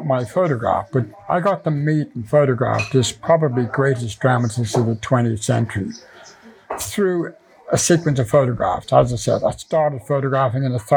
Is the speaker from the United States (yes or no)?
no; Athy, Leinster, Ireland; moved away; also born or lived in Dublin / London; Athy was my home, although I was born in Dublin